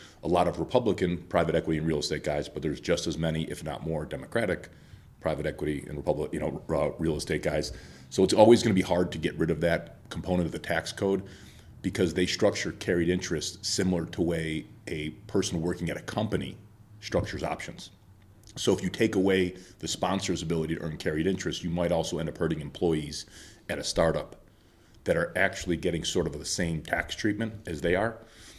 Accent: Chicago, Illinois, United States; Well, I would say I'm from Chicago originally, but I've lived all over the country

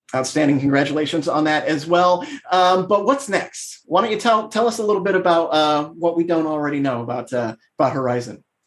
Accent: Midwest, Northwest Indiana, United States; I'm a Midwesterner myself. I'm in uh, Northwest Indiana

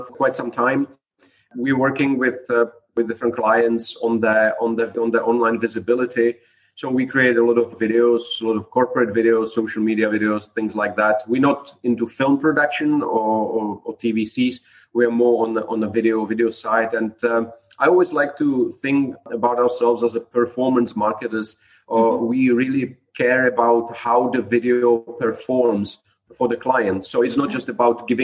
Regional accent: Prague, Czechia; moved away as an adult; now in Dubai, United Arab Emirates; I'm originally from Prague, from Czech Republic

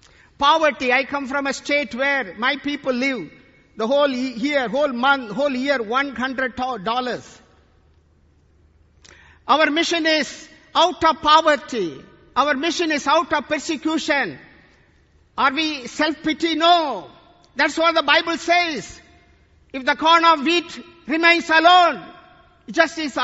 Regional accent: India; today I come from India

